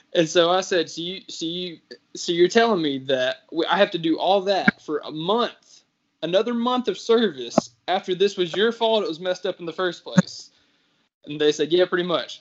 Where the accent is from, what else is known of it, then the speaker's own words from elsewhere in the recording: Richmond, United States; moved away; I'm supposed to move to Richmond, my hometown